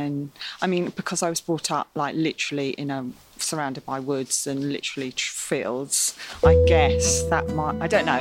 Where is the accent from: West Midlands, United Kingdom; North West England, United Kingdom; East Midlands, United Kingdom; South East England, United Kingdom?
South East England, United Kingdom; West Sussex; moved away; I grew up in West Sussex